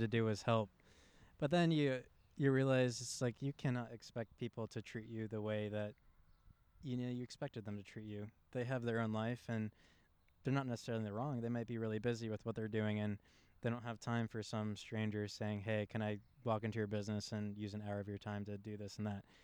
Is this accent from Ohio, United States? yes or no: yes; West Chester, Ohio, United States; I grew up in Westchester